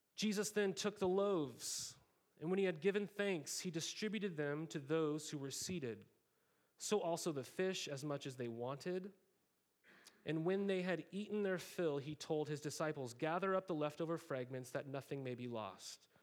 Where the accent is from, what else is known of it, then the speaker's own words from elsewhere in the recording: Montana, United States; as a kid, I grew up in Montana